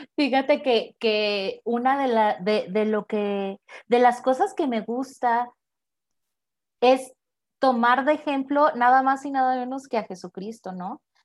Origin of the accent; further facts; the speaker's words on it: Tepic, Nayarit, Mexico; soy originaria de Tepic Nayarit